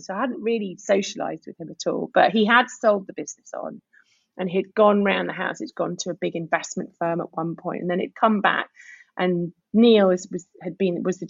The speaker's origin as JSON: {"language": "English", "country": "Guernsey", "moved": "yes", "said": "I am originally from Guernsey"}